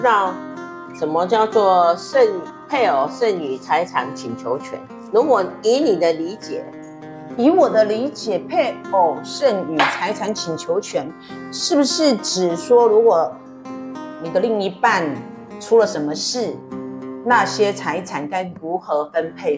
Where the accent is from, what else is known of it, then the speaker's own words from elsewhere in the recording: Taiwan; 我们台湾人